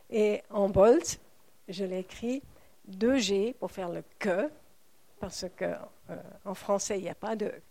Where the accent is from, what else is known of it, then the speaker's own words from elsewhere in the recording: Fribourg, Switzerland; accent: Bolz; first language Bolz (Fribourg Senslerdeutsch-French mix); ma langue maternelle, en étant fribourgeoise de la basse ville de Fribourg, où on parle le saint-ginois qui est le, dialecte alémanique des fribourgeois mhm. et le français, on fait un mélange.